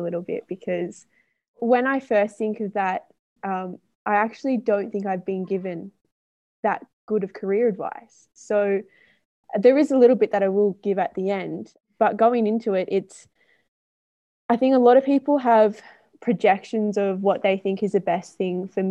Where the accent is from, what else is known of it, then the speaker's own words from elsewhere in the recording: Melbourne, Victoria, Australia; moved away; I'm from Melbourne, which is in Victoria in Australia